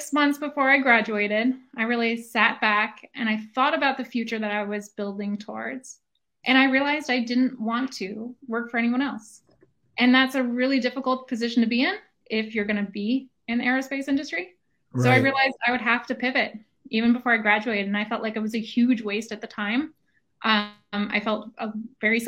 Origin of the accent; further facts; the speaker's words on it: Woodstock, New York, United States; I grew up in Woodstock, New York.